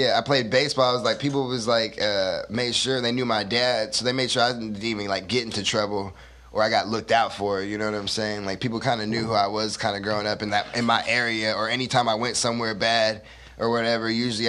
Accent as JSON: {"language": "English", "town": "Stockton", "region": "California", "country": "United States", "tie": "born or raised there", "also_born_or_lived": "Fontana", "said": "Yeah, I grew up in Stockton. I was born in Fontana, California."}